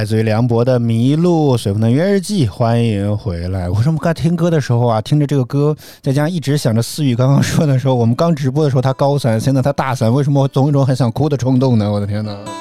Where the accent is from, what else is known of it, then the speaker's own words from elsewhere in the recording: Henan, China; 我是河南人